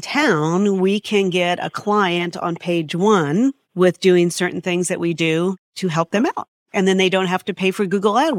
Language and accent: English; San Diego, California, United States; born there; I was born in San Diego and they moved up. KABC moved him up in the 70s and I grew up in radio.